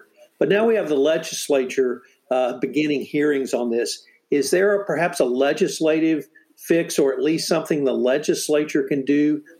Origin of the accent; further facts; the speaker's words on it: Bryan, Texas, United States; I'm from Bryan